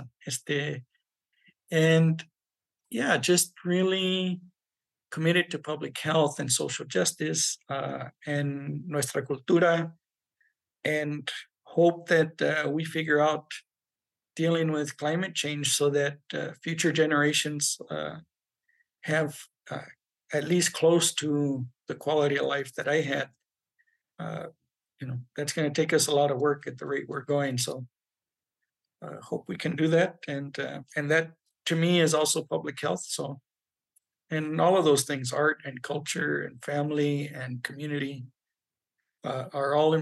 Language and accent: English; Southern California, United States; also born or lived in Albuquerque, New Mexico; now in New Mexico, United States; I'm Chicano. I was raised in Southern California